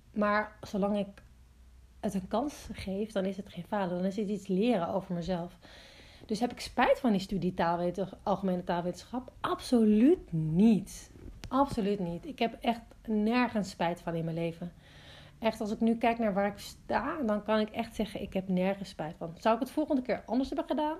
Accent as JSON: {"language": "Dutch", "town": "Amsterdam", "region": "North Holland", "country": "Netherlands", "tie": "born or raised there", "moved": "as an adult", "lives_now": "Watergang, Netherlands", "said": "ik ben dus opgegroeid in Amsterdam"}